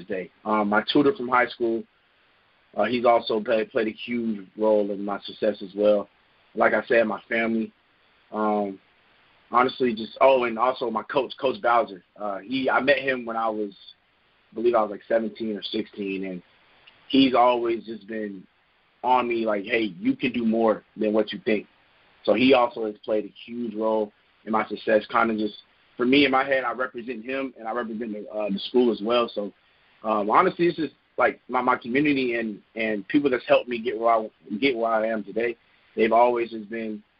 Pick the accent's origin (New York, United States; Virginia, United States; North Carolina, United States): North Carolina, United States; Raleigh; I grew up in Raleigh